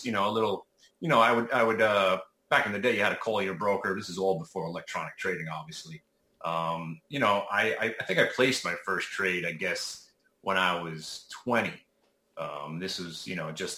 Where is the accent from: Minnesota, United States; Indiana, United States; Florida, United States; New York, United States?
New York, United States; New York City; moved away as an adult; now in New Jersey, United States; I'm from Brooklyn. Live in New Jersey now